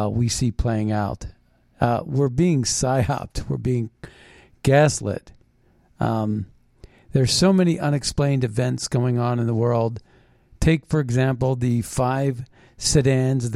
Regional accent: Philadelphia, Pennsylvania, United States; I was born in Philadelphia

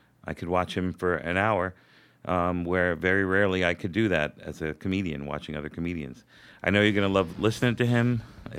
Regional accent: Brooklyn, New York, United States; now in Manhattan, United States; Which always made me laugh because I'm from Brooklyn.

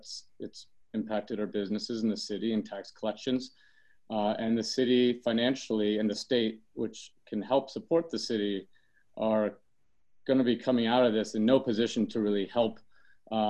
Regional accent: New York City, New York, United States; as a New Yorker, and knowing what the city has been through over the many decades, even before my life

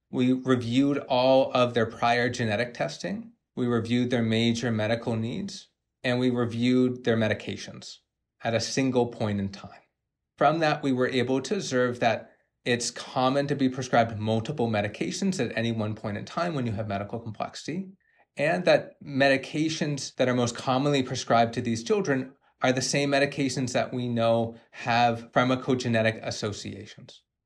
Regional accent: Canada; I'm a Canadian medical genetics doctor

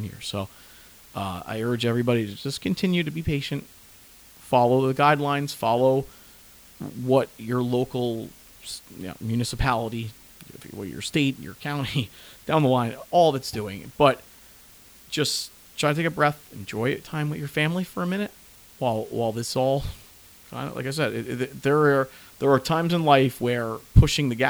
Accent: New Jersey, United States; I'm from New Jersey

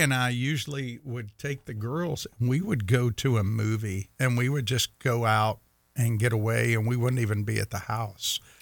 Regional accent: Meridian, Mississippi, United States; I remember growing up in Meridian

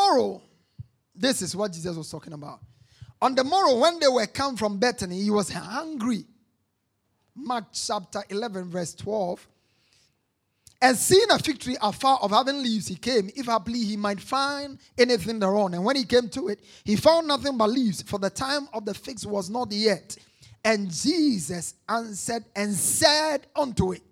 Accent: Ghana

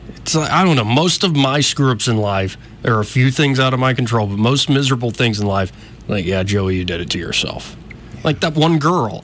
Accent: Montgomery, Alabama, United States; also born or lived in Auburn; I was born and raised in Montgomery, escaped Auburn for a little while

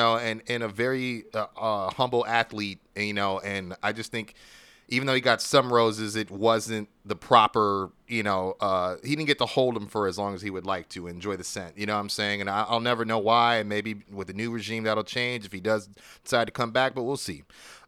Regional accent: Canada; I love all you, and in case you missed it, I love being Canadian.

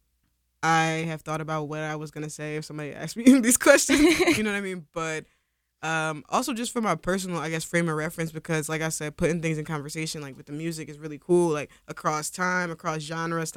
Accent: Philadelphia, Pennsylvania, United States; I grew up here, I'm from North Philly.

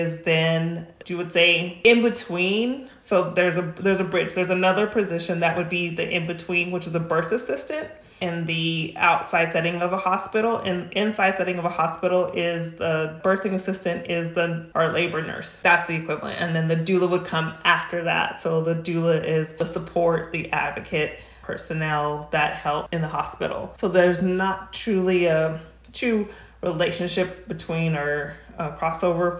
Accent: New Mexico, United States; now in Rancho Cucamonga, United States; I'm originally from New Mexico. I'm not a California native.

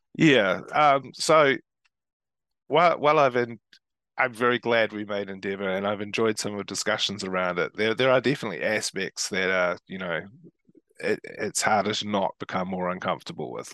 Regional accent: Christchurch, Canterbury, New Zealand; I come from Christchurch, which is part of Canterbury

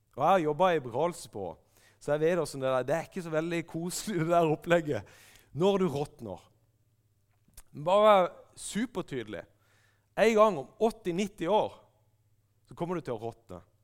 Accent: Kristiansand, Agder, Norway; galleriet i Kristiansand frikirke, der jeg vokste opp

